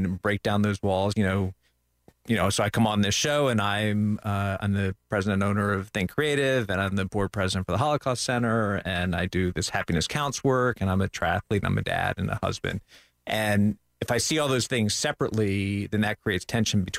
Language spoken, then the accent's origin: English; Central Florida, United States; also born or lived in New Orleans, Louisiana / Lafayette, Louisiana; I grew up here in Central Florida